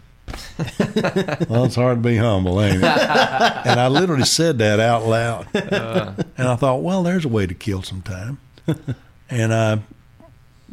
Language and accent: English; Lubbock, Texas, United States; moved away; also born or lived in Atlanta / Los Angeles; I was very proud to be a Texan. I'm a typical Texan.